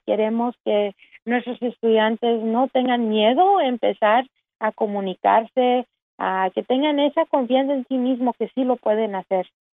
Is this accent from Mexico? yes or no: no; Dallas, Texas, United States; also born or lived in Austin, Texas; soy nacida de aquí en Dallas, Texas